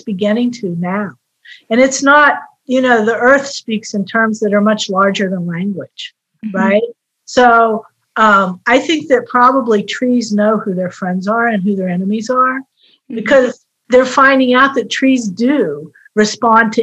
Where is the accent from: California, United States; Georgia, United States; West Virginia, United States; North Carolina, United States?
West Virginia, United States; moved away; I grew up in West Virginia, where I had very close ties to the earth growing up